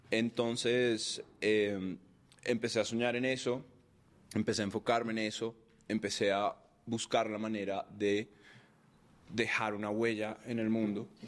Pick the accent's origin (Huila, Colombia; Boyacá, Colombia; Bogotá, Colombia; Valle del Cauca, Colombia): Bogotá, Colombia; also born or lived in Cartagena, Colombia; Yo nací en Colombia, en Cartagena, que es el, Caribe colombiano de mamá caleña y papá costeño.